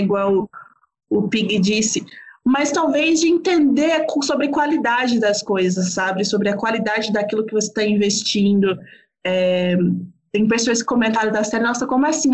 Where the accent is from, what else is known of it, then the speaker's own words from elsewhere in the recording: São Paulo, Brazil; eu sou de São Paulo